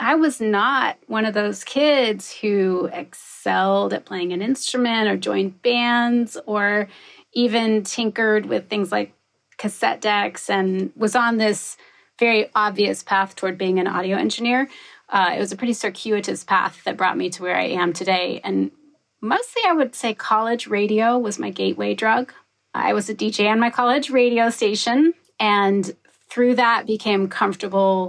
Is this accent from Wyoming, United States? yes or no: yes; Wyoming, United States; moved away; also born or lived in New York City / Bay Area; I grew up in Wyoming